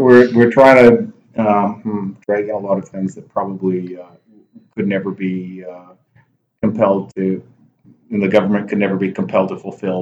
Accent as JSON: {"language": "English", "region": "Alberta", "country": "Canada", "tie": "born or raised there", "said": "Alberta, and I grew up in Alberta"}